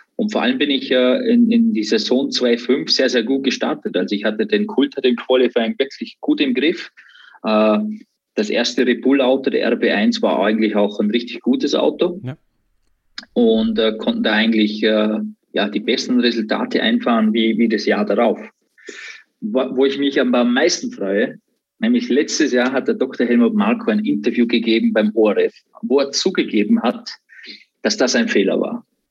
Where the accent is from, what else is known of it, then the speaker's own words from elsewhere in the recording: Austria; zu Hause in Österreich, in der Umgebung, wo ich, äh, wo ich aufgewachsen bin